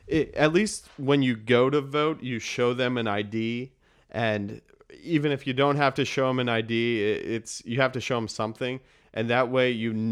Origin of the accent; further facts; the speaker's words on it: Boulder, Colorado, United States; moved away as an adult; also born or lived in Missouri; now in Washington, D.C., United States; Yeah, so I grew up in Colorado, and then I thought I wanted to do journalism, so I went to the University of Missouri